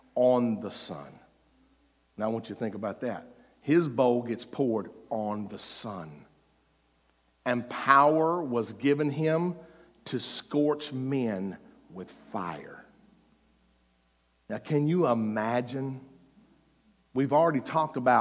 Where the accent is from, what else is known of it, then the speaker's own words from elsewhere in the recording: Mississippi, United States; I was from Mississippi